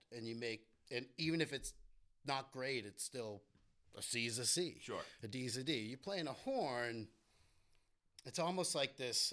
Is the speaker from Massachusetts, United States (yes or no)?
yes; Winchester, Massachusetts, United States; now in Cape Cod, United States; I grew up in Winchester